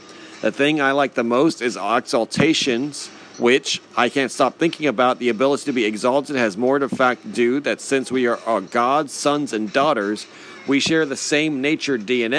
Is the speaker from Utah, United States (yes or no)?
yes; Utah, United States; I'm from Utah, and a lot of my friends are Mormon.